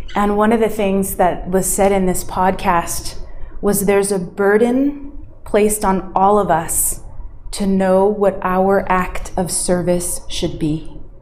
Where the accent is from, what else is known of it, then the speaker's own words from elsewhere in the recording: United States; moved away; my home country of the US